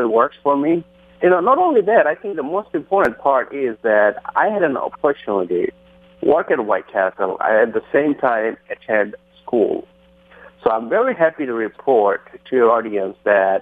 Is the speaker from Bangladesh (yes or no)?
yes; Bangladesh; English is a second language; moved away as an adult; now in United States; I came in this country in 1990 from Bangladesh.